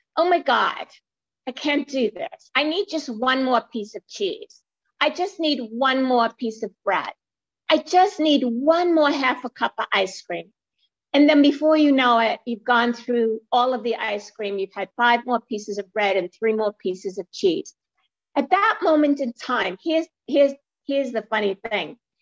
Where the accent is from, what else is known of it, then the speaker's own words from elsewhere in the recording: New York City, New York, United States; I live in New York City, not far from the Empire State Building, and I was born in Brooklyn